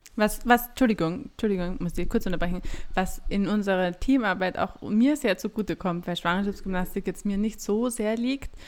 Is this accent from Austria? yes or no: yes; Graz, Styria, Austria; also born or lived in Lassnitzhöhe, Graz-Umgebung; ich bin in Graz geboren, bin auch in Graz aufgewachsen